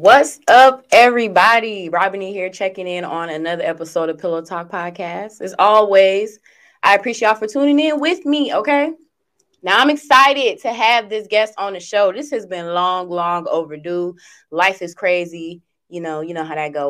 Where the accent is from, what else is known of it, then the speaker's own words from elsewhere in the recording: suburbs outside Chicago, Illinois, United States; I am from the suburbs, so I'm right outside of Chicago